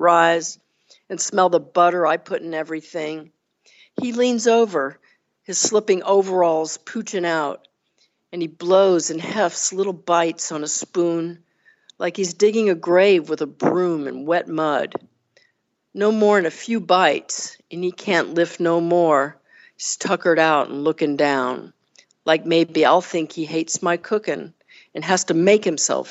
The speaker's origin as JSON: {"language": "English", "region": "Texas", "country": "United States", "tie": "born or raised there", "also_born_or_lived": "Northeast United States", "accent": "Southern", "moved": "as an adult", "said": "So I'm from the South. I was born and raised in Texas, and I've lived in other places, including in the Northeast, but here I am back in the South now"}